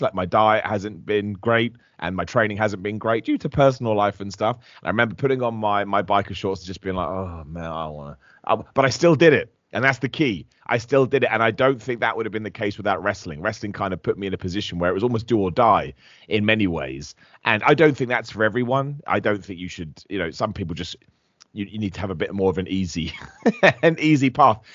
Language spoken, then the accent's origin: English; Luton, East of England, United Kingdom; I'm from Luton in the United Kingdom